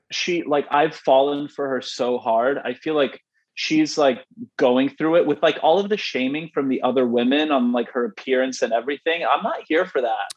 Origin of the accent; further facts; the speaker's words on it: Canada; I'm Canadian